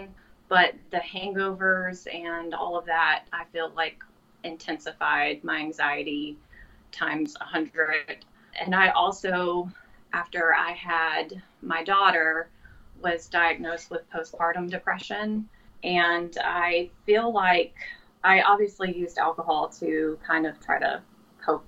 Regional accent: Pensacola, Florida, United States; I am from Pensacola, Florida

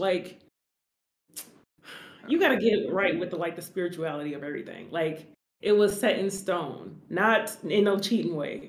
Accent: Covina, California, United States; I was born in Covina

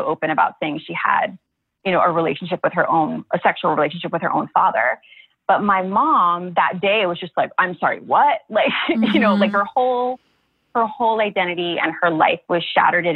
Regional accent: Honolulu, Hawaii, United States; I was actually born and raised in Honolulu

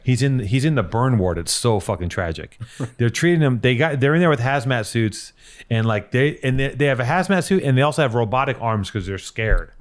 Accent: Los Angeles, California, United States; growing up in Venice

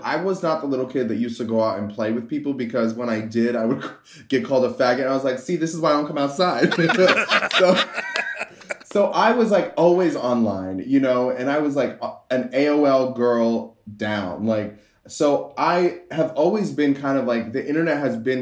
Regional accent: Miami, Florida, United States; moved away; also born or lived in New York; I grew up mostly in Miami, and then I moved to New York

